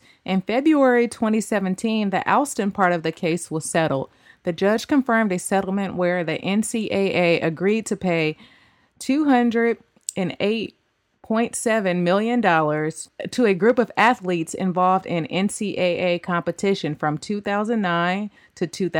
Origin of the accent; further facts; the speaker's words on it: Oakland, California, United States; My hometown. Sorry.